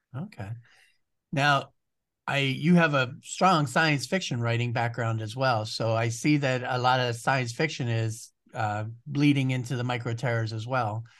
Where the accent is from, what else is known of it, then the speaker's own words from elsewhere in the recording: Ohio, United States; you do live in Ohio, which is my home state